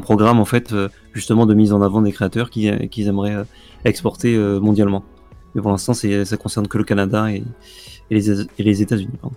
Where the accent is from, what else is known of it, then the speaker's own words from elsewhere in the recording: France; on est français